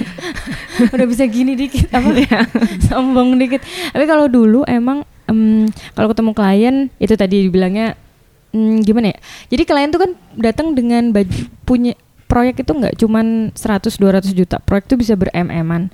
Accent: Bali, Indonesia; saya dari Bali

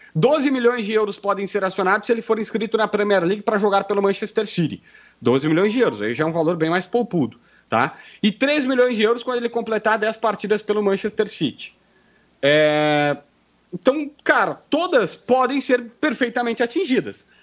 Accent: Capivari do Sul, Rio Grande do Sul, Brazil; also born or lived in Osório; eu nasci em Osório, mas sou criado em Capivari do Sul que é indo para as praias ali do litoral

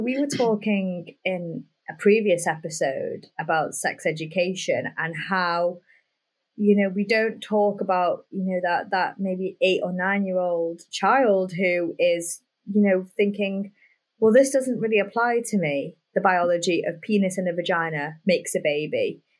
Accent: United Kingdom; well, I'm white British, let's say someone like me, I don't know a lot about Black heritage.

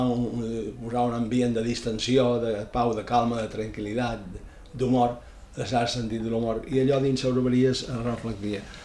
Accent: Ibiza, Balearic Islands, Spain; Vaig néixer a Eivissa, a Dila, el 3 de juliol de 1943.

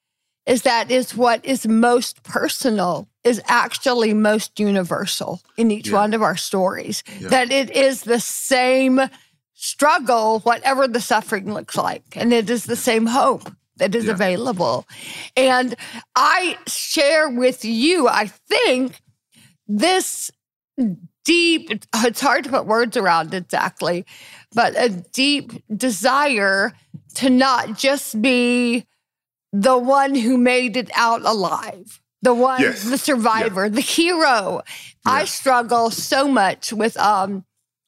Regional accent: Deep South, United States; I grew up as a very advantaged white girl in the Deep South

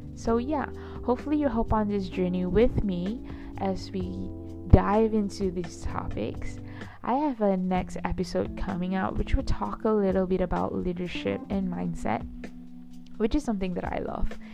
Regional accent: Johor Bahru, Johor, Malaysia; also born or lived in Kuala Lumpur, Malaysia; I was born and raised in Malaysia, and I was born and raised in Johor Bahru

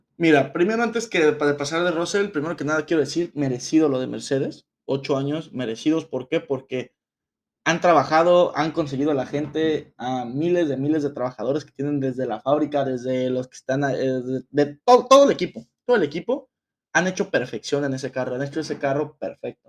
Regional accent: Mexico; a nosotros como mexicanos

